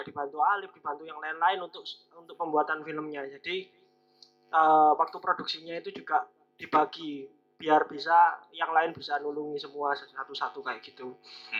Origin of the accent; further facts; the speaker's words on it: Lumajang, East Java, Indonesia; di daerah saya Lumajang